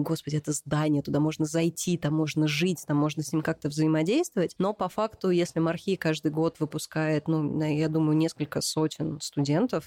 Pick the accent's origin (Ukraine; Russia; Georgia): Russia; Moscow; Как коренная москвичка